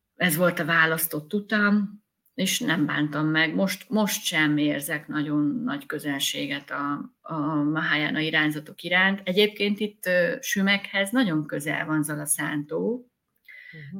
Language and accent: Hungarian; Sümeg, Veszprém County, Hungary; moved away as an adult; also born or lived in Budapest / Visegrád; költöztünk vissza a szülővárosomba.